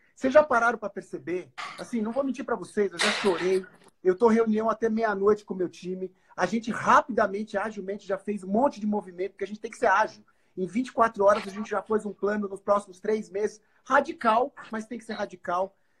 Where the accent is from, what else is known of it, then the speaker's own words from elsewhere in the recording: Brazil; nós, como brasileiros